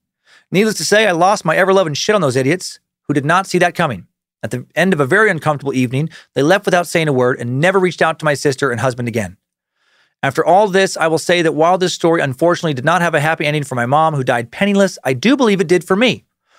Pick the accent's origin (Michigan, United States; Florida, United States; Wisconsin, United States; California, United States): Michigan, United States; I grew up in Michigan, so both my parents became eager participants in this absolute garbage back in the 70s before I was born.